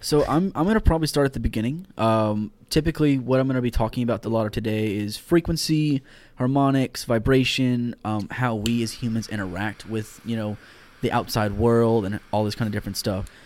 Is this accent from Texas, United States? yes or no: yes; Houston, Texas, United States; moved away; I am from Houston, Texas, born and raised.